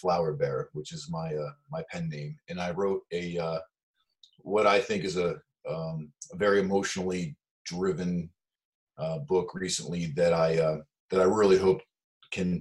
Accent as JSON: {"language": "English", "country": "United States", "tie": "born or raised there", "said": "I was born in the United States hippie time frame"}